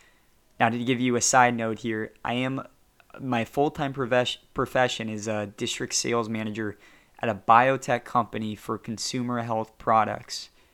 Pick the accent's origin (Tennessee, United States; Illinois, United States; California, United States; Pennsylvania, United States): California, United States; I say y'all, I'm actually from Southern California.